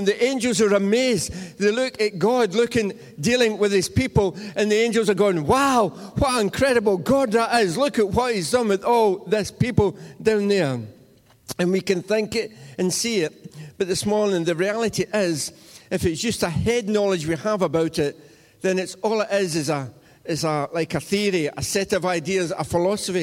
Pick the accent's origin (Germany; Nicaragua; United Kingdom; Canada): United Kingdom; Cumnock, Scotland; I grew up in Cumnock